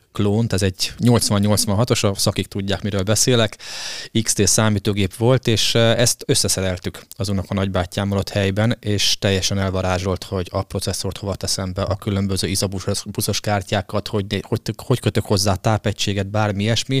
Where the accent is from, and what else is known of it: Hungary